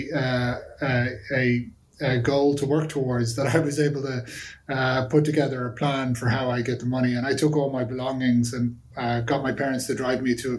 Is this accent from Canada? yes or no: no; Dublin, Leinster, Ireland; I'm from Dublin originally, a place called Sandy Cove in Dublin